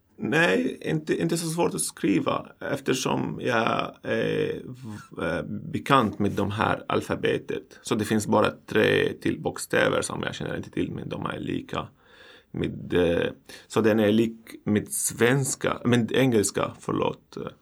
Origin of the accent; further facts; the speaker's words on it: Syria; Swedish is a second language; moved away as an adult; now in Sweden; kommer från Syrien